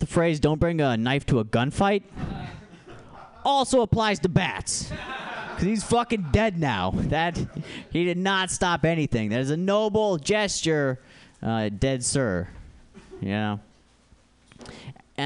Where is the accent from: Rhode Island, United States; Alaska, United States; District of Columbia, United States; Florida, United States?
Alaska, United States; now in San Francisco, United States; I grew up in Alaska